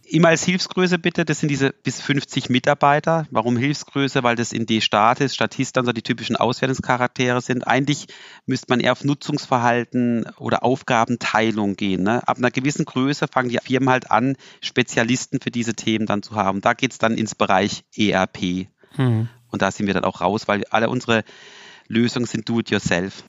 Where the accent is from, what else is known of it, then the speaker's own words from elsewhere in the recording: Freiburg, Baden-Württemberg, Germany; als Freiburger